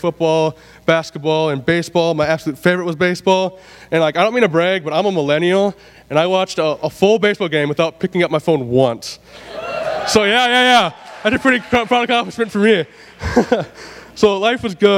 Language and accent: English; Willmar, Minnesota, United States; also born or lived in Sauk Centre, Minnesota; I grew up in Wilmer, Minnesota